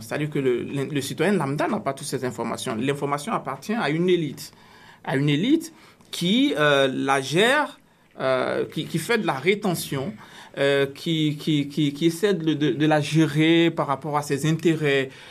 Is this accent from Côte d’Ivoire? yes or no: yes; Côte d’Ivoire; now in Canada; dans mon pays d'origine, la Côte d'Ivoire